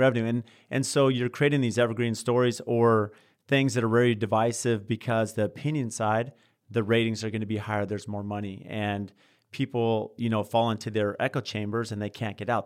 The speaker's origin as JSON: {"language": "English", "town": "San Diego", "region": "California", "country": "United States", "tie": "born or raised there", "moved": "yes", "lives_now": "Phoenix, United States", "said": "I grew up in San Diego"}